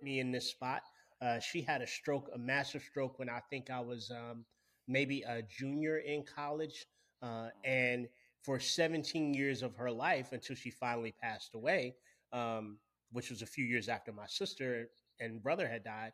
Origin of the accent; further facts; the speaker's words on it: Winston-Salem, North Carolina, United States; I'm from Winston-Salem, which is one of the world's tobacco capitals, Winston-Salem, North Carolina